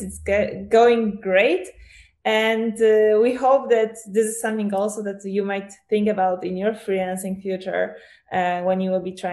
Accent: Poland; also born or lived in Portugal; I'm from Poland

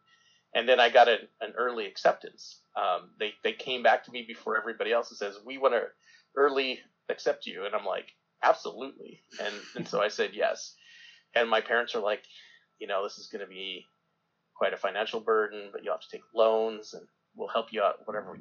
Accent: Southwest Colorado, United States; I grew up in Southwest Colorado that has no ocean

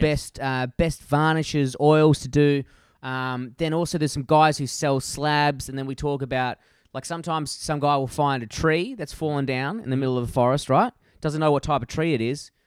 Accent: Perth, Western Australia, Australia; my hometown from Perth

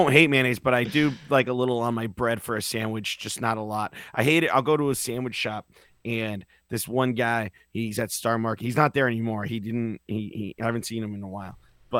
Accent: Northampton, Massachusetts, United States; now in Boston, United States; I'm from Northampton.

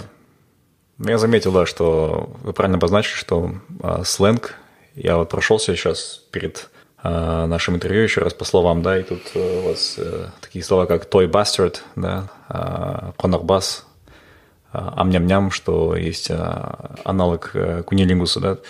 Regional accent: Almaty, Kazakhstan; moved away; я помню Алмату там 30 лет назад, когда у нас там все соседи были там русские или там другие нации

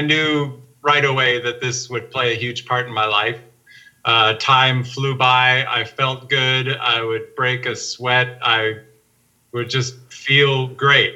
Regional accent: Minnesota, United States; I grew up in Minnesota and it was very cold

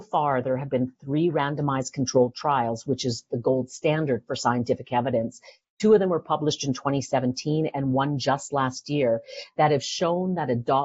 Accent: Vancouver, British Columbia, Canada; moved away; also born or lived in Toronto; I'm from Vancouver. I went to UBC

